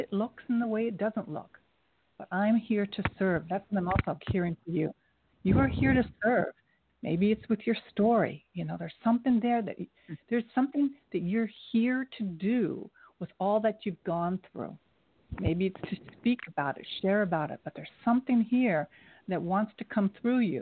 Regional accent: Kettering, Ohio, United States; moved away as an adult; now in New York City, United States; I'm from Dayton, Ohio, Kettering

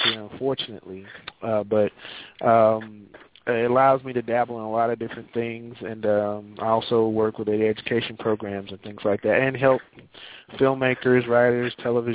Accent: St. Louis, Missouri, United States; moved away as an adult; now in Kansas City, United States; I grew up in the St. Louis area

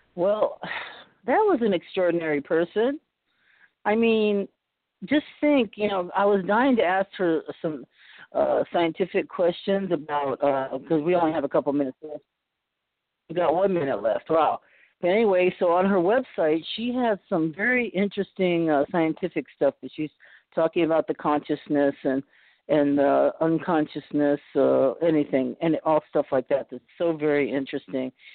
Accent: Boston, Massachusetts, United States; now in California, United States; I was born in Boston, and we're all from back east

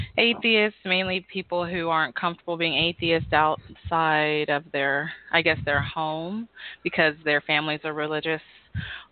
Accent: the Bible Belt, Southeast United States, United States; also born or lived in Houston, Texas; growing up in the Bible Belt

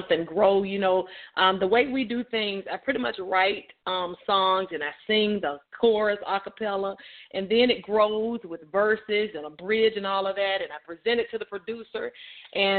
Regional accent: Montgomery, Alabama, United States; now in Birmingham, United States; I'm originally from Montgomery, Alabama

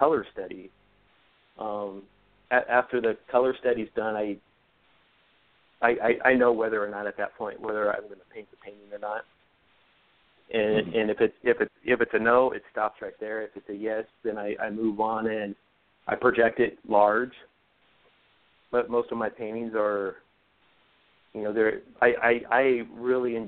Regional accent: Oregon, United States; now in Southern California, United States; I travel up to Oregon, back to my home state a lot.

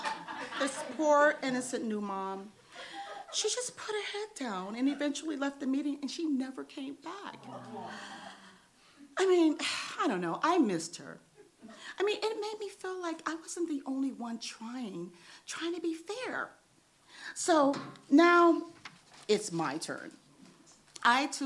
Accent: New York, United States; now in Los Angeles, United States; I'm from New York and we don't play

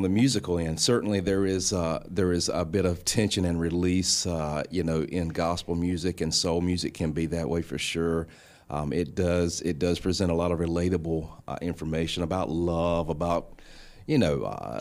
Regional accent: North Carolina, United States; moved away as an adult; now in Grand Rapids, United States; I'm actually originally from North Carolina, but I've been here since 2012

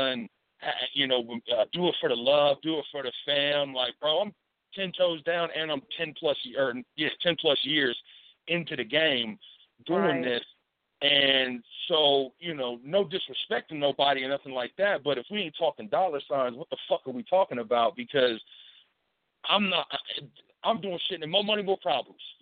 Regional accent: Hilltop, Bainbridge, Ohio, United States; I grew up in the Hilltop, Ohio, and I grew up in Bainbridge, Ohio

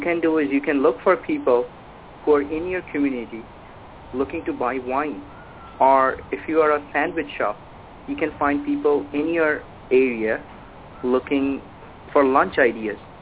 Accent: India; moved away as an adult; now in Halifax, Canada; I'm originally from India, came to Canada

